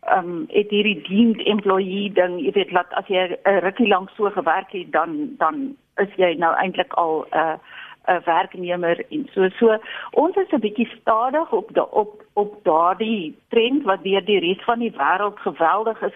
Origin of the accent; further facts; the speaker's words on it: South Africa; ons Suid-Afrikaners